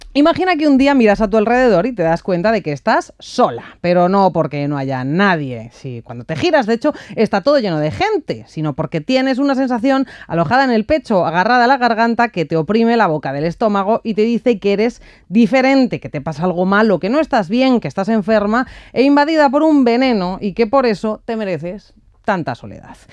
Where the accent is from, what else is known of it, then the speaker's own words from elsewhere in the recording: Ávila, Castile and León, Spain; now in Madrid, Spain; somos los dos de Ávila